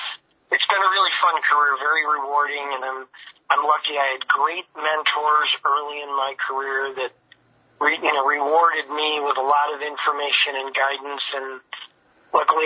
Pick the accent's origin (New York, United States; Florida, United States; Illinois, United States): Illinois, United States; Chicago; moved away; I got a chance to work in my hometown for the White Sox